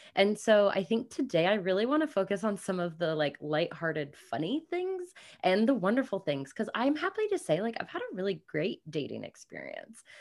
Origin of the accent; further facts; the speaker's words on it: Kansas City, United States; moved away as an adult; also born or lived in New Zealand; I grew up in Kansas City, but I have been nomadic and working remotely for five plus years